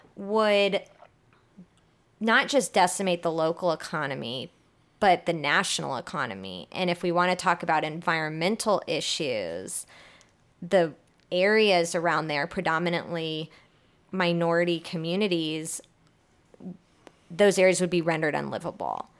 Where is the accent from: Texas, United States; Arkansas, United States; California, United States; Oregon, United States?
Texas, United States; Houston; also born or lived in New Orleans; I'm born and raised in Houston